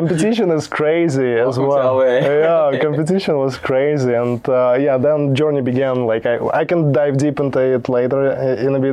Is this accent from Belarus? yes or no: yes; Belarus; English is a second language; also born or lived in Poland; now in United States; Originally, I was born in Belarus.